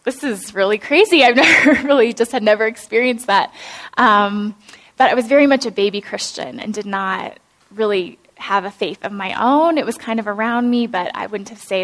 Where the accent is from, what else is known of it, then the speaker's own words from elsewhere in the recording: Iowa, United States; I grew up in Iowa in a farming community